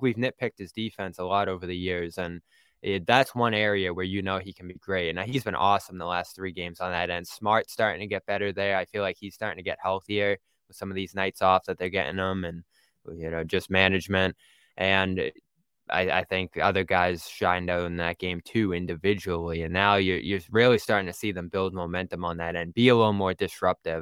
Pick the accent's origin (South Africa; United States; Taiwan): United States; Boston, Massachusetts; accent: thick Boston; I'm from Boston